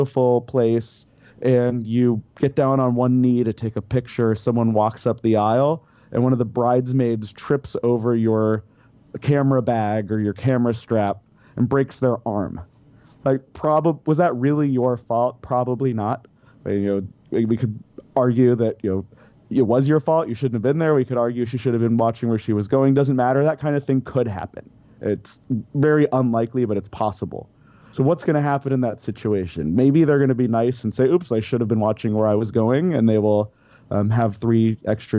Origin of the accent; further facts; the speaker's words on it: Denver, Colorado, United States; moved away as an adult; I grew up in Denver. I was in Colorado about 25 years